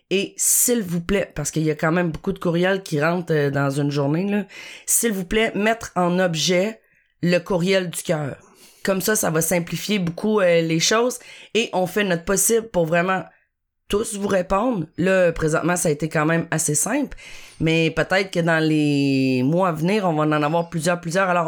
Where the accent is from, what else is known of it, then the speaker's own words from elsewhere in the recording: Chicoutimi, Quebec, Canada; now in Terrebonne, Canada; 41 ans, je demeure à Terrebonne, je travaille à Montréal, mais je suis originaire de Chicoutimi.